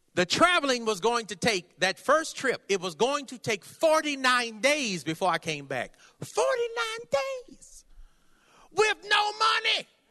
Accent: California, United States; I'm from California.

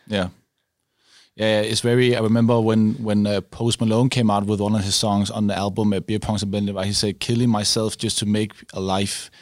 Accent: Denmark; we're coming from Denmark

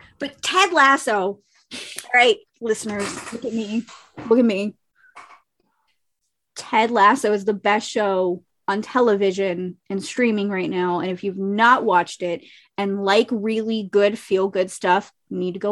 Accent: Ohio, United States; also born or lived in Kentucky; I'm from Kentucky, was born there, was not raised there. And then my family got out of there and we moved to Ohio, and that's where I was pretty much raised for the rest of my life

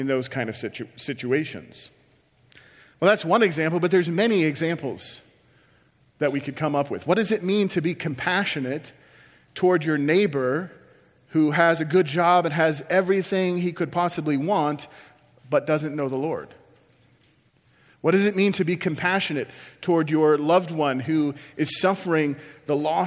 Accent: Iowa, United States; moved away as an adult; also born or lived in Chicago; I moved from my hometown where I'd lived my whole life in Iowa to Chicago to go to seminary.

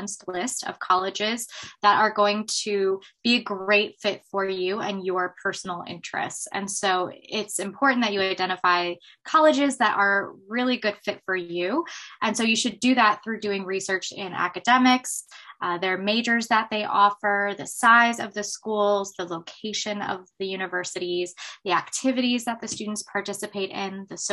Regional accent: Baltimore, Maryland, United States; I grew up in the Baltimore area

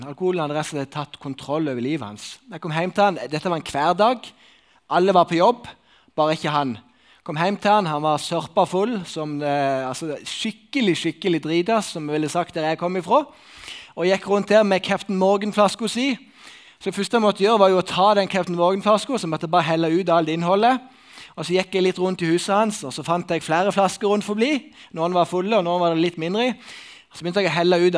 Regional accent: Sokna, Buskerud, Norway; En del av mine venner da, som bor i Sokna, der jeg kommer fra, vi har sånn ei Snap-gruppe.

